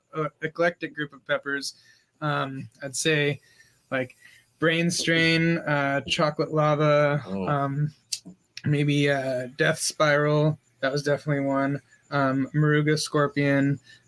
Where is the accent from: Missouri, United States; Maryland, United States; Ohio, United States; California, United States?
California, United States; North County San Diego; also born or lived in Oceanside / Vista / Carlsbad; now in Escondido, United States; But between Oceanside, Vista, and Carlsbad is mostly where I'm from. You know, a little bit of San Marcos and Escondido recently.